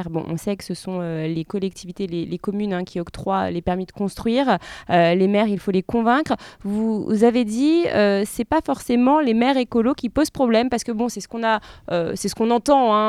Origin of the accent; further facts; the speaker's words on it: Lyon, Auvergne-Rhône-Alpes, France; Je connais bien, je suis lyonnaise.